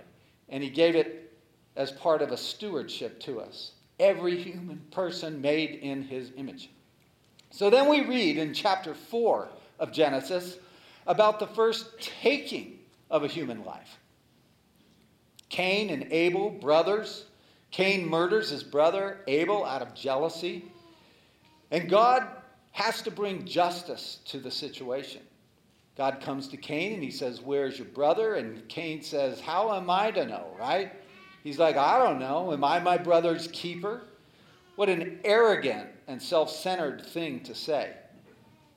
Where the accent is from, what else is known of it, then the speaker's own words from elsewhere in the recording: United States; I was born in America